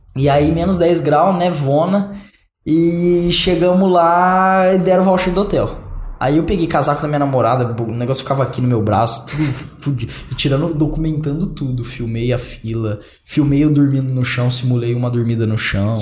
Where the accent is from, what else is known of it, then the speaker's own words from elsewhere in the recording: Brazil; sou brasileiro